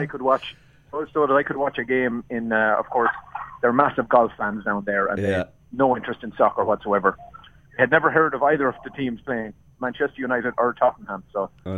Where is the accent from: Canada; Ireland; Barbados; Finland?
Ireland; Leinster; moved away; also born or lived in Abbeyleix; I said I was from Laois